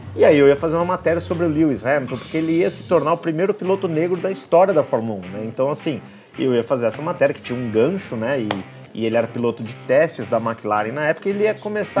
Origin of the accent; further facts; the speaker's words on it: interior of São Paulo, Brazil; sou do, do interior de São Paulo